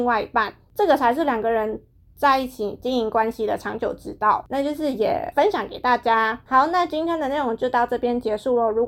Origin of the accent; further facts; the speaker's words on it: Taiwan; 日本人他们的脑回路、他们的思想跟一般的华人，像可能像跟我们台湾人比起来，真的是非常不一样。